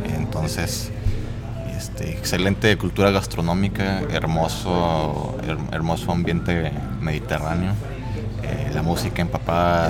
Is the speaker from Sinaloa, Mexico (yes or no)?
no; Saltillo, Coahuila, Mexico; yo soy aquí de Saltillo crecí en un barrio que está al norte, que se llama Brisas.